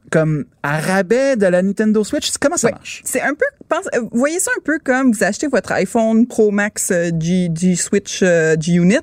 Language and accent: French; Quebec, Canada; on est québécois